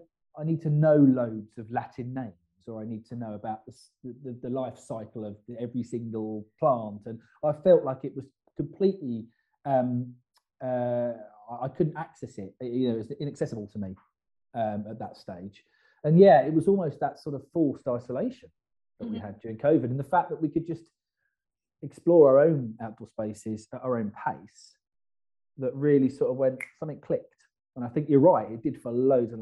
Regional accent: Kent, South East England, United Kingdom; I grew up in Kent in a rural village, actually.

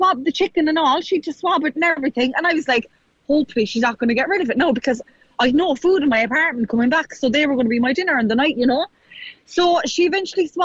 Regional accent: Kerry, Munster, Ireland; moved away

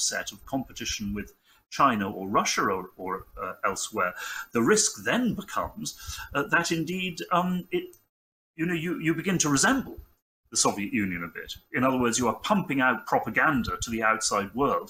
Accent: United Kingdom; speaking as a European, as a Brit

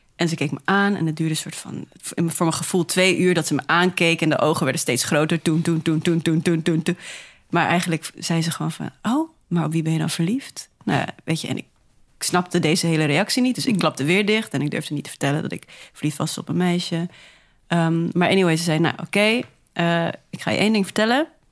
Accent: Netherlands; also born or lived in Namibia; Waar ik ben geboren. Hier dus opgegroeid sinds mijn vijfde

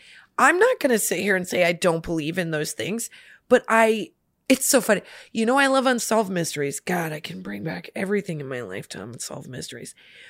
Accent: Midwest, United States; We're from the Midwest. You know, that's not an uncommon fashion.

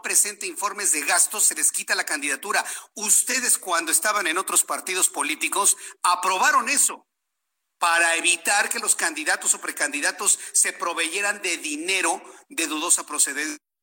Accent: Mexico; yo también soy ciudadano mexicano

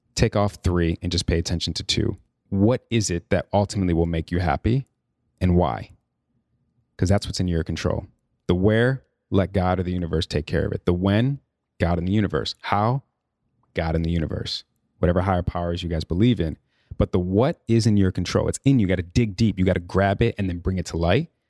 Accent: Chicago, Illinois, United States; moved away; also born or lived in New York; I'm from Chicago, born and raised.

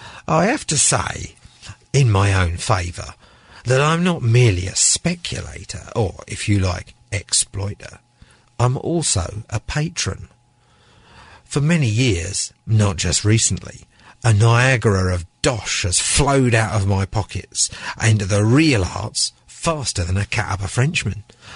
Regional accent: London, United Kingdom; London is markets. Markets are London. I'm a Londoner through and through.

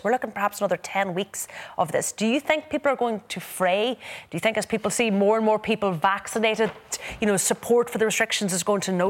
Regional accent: Ireland; to do the things that we love as Irish people.

